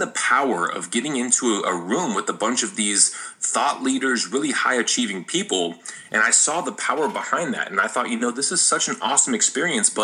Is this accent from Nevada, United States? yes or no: yes; Las Vegas, Nevada, United States; I grew up in Las Vegas